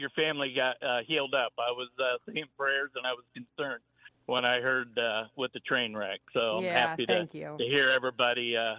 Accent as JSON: {"language": "English", "town": "Wapakoneta", "region": "Ohio", "country": "United States", "said": "I'm from Wapakoneta."}